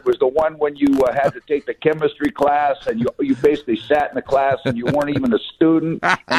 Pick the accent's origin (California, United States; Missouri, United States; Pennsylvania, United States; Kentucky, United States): California, United States; Riverside; now in Sacramento, United States; I'm from Riverside, which is next to the Santa Ana River, and so is my buddy, but we both live up in Sacramento.